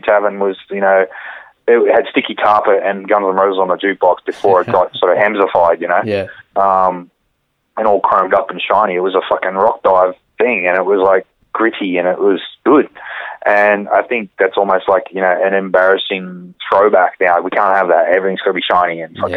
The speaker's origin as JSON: {"language": "English", "town": "Campbelltown", "region": "New South Wales", "country": "Australia", "tie": "born or raised there", "also_born_or_lived": "Dural", "said": "I grew up in Campbelltown"}